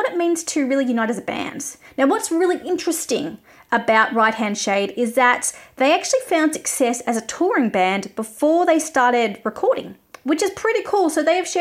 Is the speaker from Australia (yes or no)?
yes; Australia; as an Australian